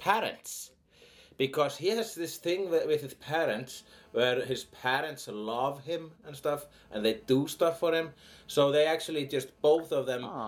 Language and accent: English; Iceland; I'm an Icelandic person